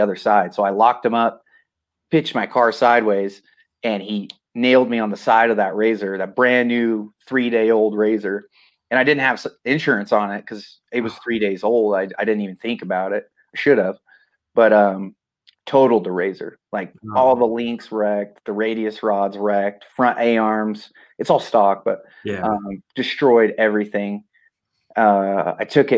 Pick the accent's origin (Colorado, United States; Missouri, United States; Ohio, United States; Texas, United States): Colorado, United States; Cortez; I'm from Cortez, Colorado, where Eli Tomac's from.